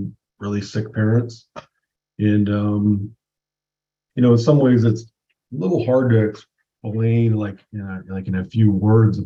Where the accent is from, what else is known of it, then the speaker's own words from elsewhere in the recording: West Coast, United States; I grew up on the West Coast